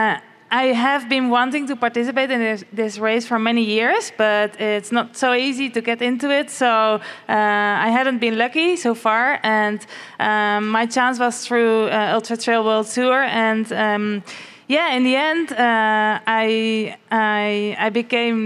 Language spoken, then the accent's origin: English; Netherlands; now in Spain; I'm living in Spain, but I'm actually from the Netherlands.